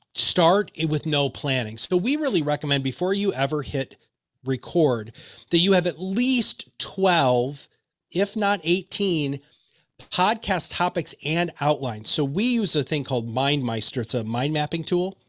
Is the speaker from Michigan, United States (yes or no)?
yes; Michigan, United States; I'm from Michigan